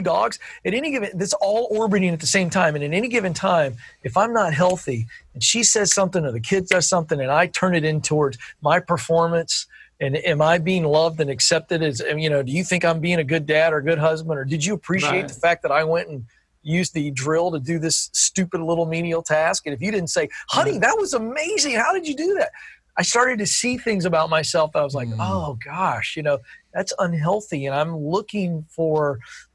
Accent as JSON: {"language": "English", "region": "the South", "country": "United States", "tie": "born or raised there", "said": "I'm born and raised in the South"}